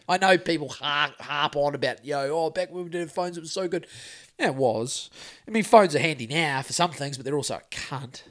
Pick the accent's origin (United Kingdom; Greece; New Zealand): New Zealand; growing up in Great Mountain in the nineties